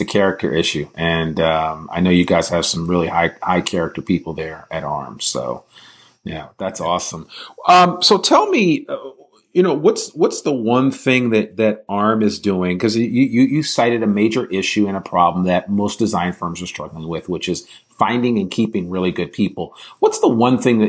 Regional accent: Teaneck, New Jersey, United States; I'm from Teaneck, New Jersey

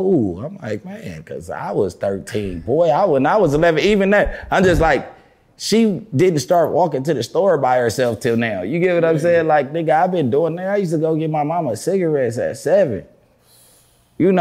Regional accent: Los Angeles, California, United States; I grew up on Slauson. See, I grew up in two hoods because my parents wasn't together

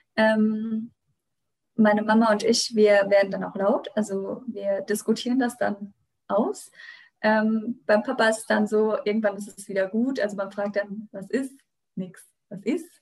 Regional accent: western Rheinhessen, Rhineland-Palatinate, Germany; bei uns im Westen von Rheinhessen

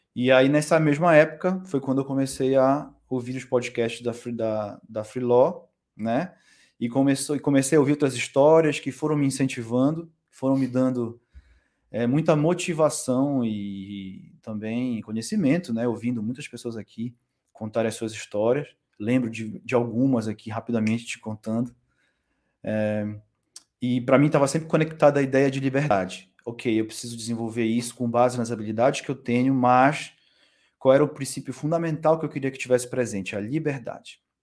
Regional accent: Belém, Pará, Brazil; moved away as an adult; also born or lived in São Paulo / Coimbra; now in Portugal; Eu venho de Belém, né, do Pará, do Norte.

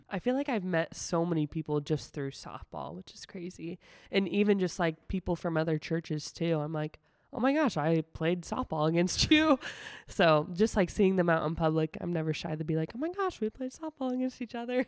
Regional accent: Sigourney, Iowa, United States; moved away as an adult; also born or lived in West Des Moines, Iowa; now in Indianola, United States; I'm actually from a really small town in southeastern Iowa called Sigourney

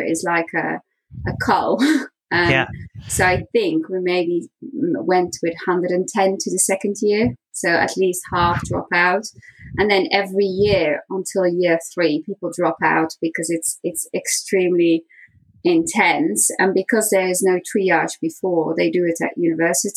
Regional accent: Flanders, Belgium; moved away as an adult; also born or lived in France / Leicester, England; I was born in Belgium, in Flanders, so the Dutch-speaking part of Belgium, in a small town and near the coast

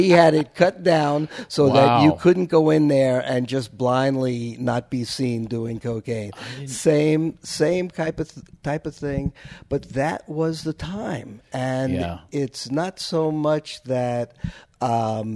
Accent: New York, United States; moved away; I'm from the East Coast. I'm from New York.

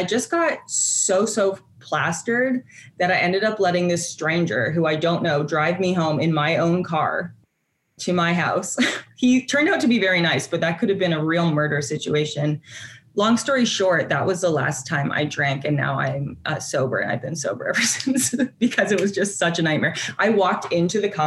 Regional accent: Canada; as a Canadian

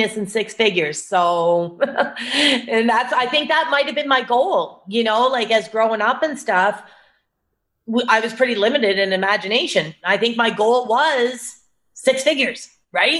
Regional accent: Cape Breton Island, Nova Scotia, Canada; So I'm Canadian. I grew up in Nova Scotia on a small island actually called Cape Breton Island off the east coast of Nova Scotia.

